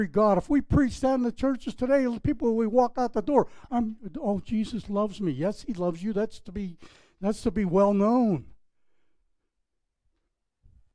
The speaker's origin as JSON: {"language": "English", "town": "Pittsburgh", "region": "Pennsylvania", "country": "United States", "tie": "born or raised there", "moved": "yes", "lives_now": "Palm Beach, United States", "said": "My hometown, Pittsburgh, Pennsylvania, if you picked up on my accent"}